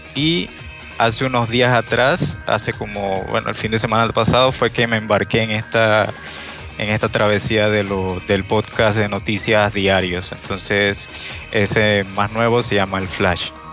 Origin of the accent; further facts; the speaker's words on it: Chiriquí, Panama; yo soy de Panamá, soy de esta hermosa tierrita. Eh, soy de una provincia que se llama Chiriquí